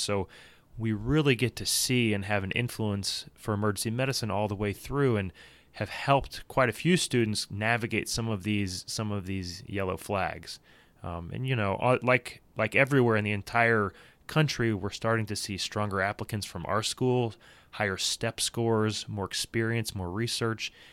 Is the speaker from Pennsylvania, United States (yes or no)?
no; Louisville, Kentucky, United States; grew up down the road from here in Louisville, Kentucky.